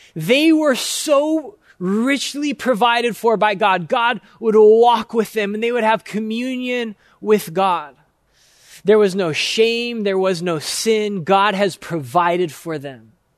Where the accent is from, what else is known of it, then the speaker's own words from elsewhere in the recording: United States; for us as American Christians